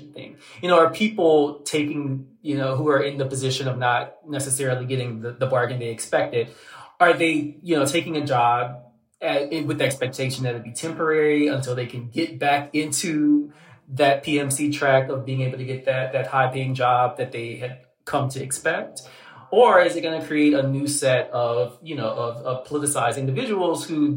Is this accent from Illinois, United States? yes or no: no; Southern Louisiana, United States; I'm from Southern Louisiana